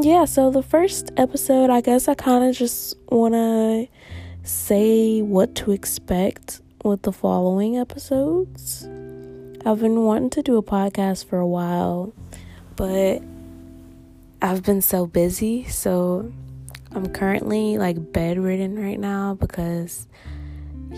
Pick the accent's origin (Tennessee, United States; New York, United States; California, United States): Tennessee, United States; Nashville; now in Massachusetts, United States; I'm from Nashville, Tennessee, currently living in Massachusetts